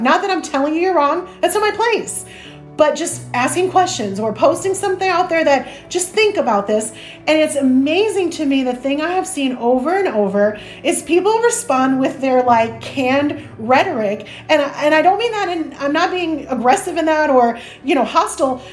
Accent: Chicago, Illinois, United States; I grew up in Chicago

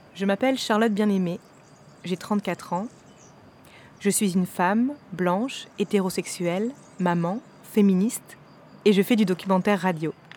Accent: north of France, France; now in Paris, France; Je viens du nord de la France, d'un milieu privilégié, J'habite aujourd'hui à Paris

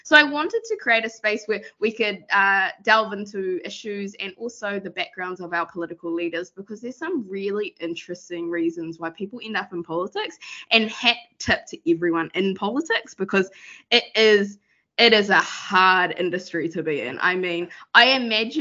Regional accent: Rotorua, Bay of Plenty, New Zealand; I whakapapa to iwi ko te arua, so I'm from Rotorua

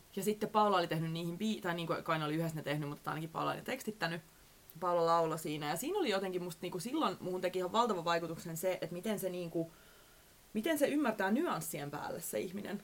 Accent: Southwest Finland, Finland; now in Helsinki, Finland; olen kasvanut siellä Varsinais-Suomessa

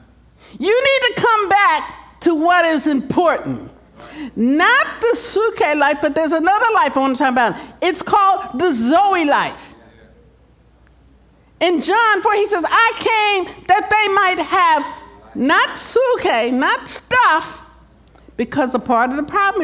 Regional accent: Philadelphia, Pennsylvania, United States; moved away; I'm from the East Coast, I'm from Philadelphia

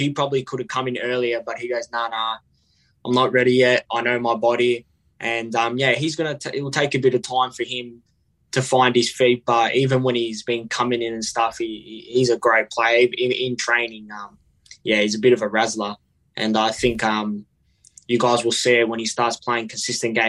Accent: Melbourne, Victoria, Australia; I lived in Hillside and I played for Killer Park Soccer Club

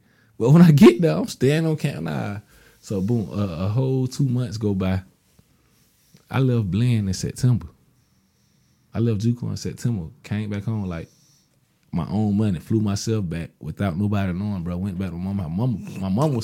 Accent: Florida, United States; also born or lived in Georgia; I come from Florida, but originated in Georgia

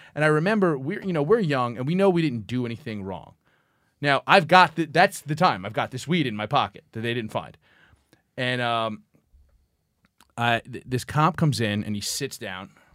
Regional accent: New York City, New York, United States; when you're, like, fifteen growing up in Brooklyn

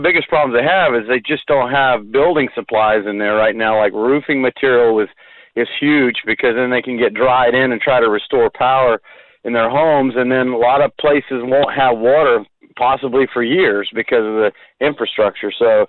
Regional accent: Gainesville, United States; Gainesville. Hey, we're crackers.

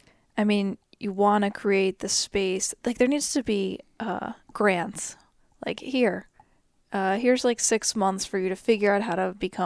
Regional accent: United States; I'm so American.

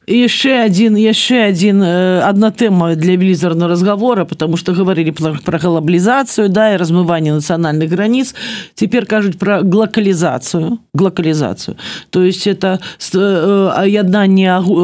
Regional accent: Grodno, Grodno Region, Belarus; also born or lived in Białystok, Poland; я беларуска я працую на беларусі

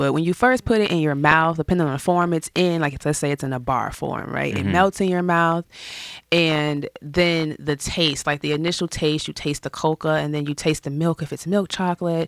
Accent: Chicago, Illinois, United States; We grew up in the suburbs, like right outside of the west side of Chicago

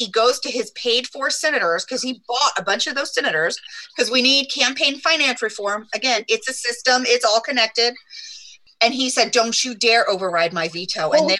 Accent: Papillion, Nebraska, United States; I'm from the Omaha Metro. I grew up in Papillion.

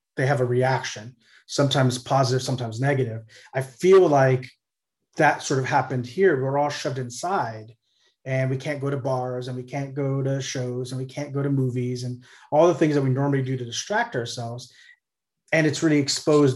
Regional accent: Corpus Christi, Texas, United States; moved away; I grew up in Corpus Christi in South Texas

